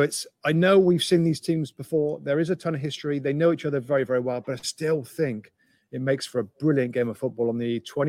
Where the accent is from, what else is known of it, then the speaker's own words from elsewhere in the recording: England, United Kingdom; growing up in England